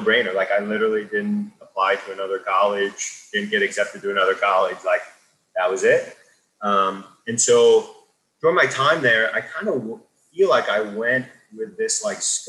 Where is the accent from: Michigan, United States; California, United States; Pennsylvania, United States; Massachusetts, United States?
Pennsylvania, United States; I grew up in Eastern Pennsylvania outside of Philly